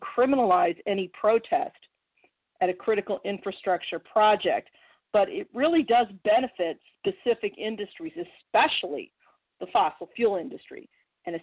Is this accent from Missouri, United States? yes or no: yes; Missouri, United States; my home state of Missouri